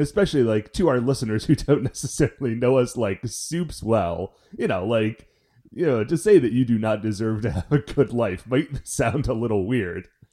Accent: Cleveland, Ohio, United States; we're from Cleveland

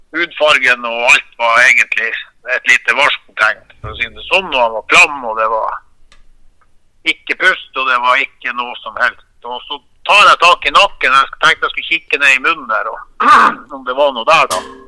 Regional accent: Finnmark, Norway; vi er fra Finnmark

